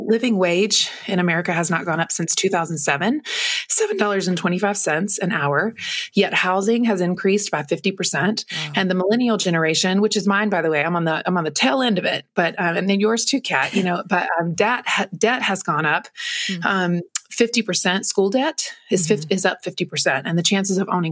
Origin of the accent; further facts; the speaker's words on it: North Carolina, United States; moved away as an adult; also born or lived in Los Angeles, California; growing up in North Carolina